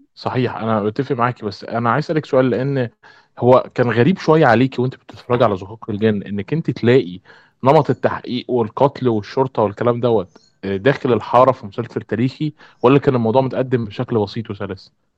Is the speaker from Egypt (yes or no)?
yes; Egypt; عندنا في مصر